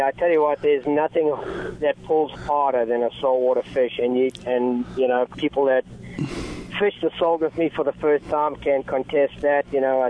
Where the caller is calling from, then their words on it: Huntington Beach, California, United States; It's … … I'm talking from Huntington Beach, Southern California, and I run Salty Fly Guide Service.